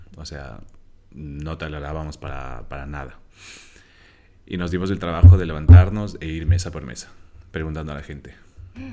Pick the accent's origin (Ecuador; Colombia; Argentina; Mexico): Ecuador; Quito, Pichincha; moved away as an adult; now in Barcelona, Spain; Quito, de donde soy, tiene sus zonas re inseguras